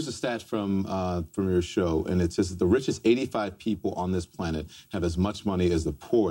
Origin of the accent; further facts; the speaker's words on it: Baton Rouge, Louisiana, United States; Baton Rouge, Louisiana.